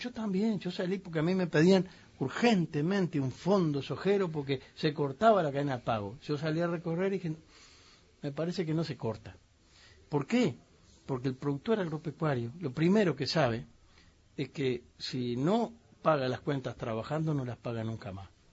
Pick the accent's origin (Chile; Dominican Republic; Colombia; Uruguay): Uruguay; los uruguayos pensamos